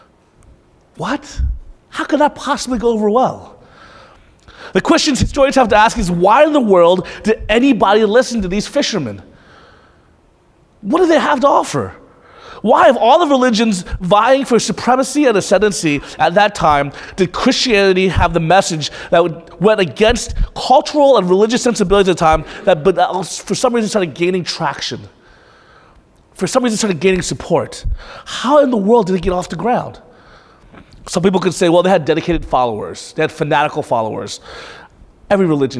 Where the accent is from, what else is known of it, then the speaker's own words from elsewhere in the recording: United States; for most of us who grew up in America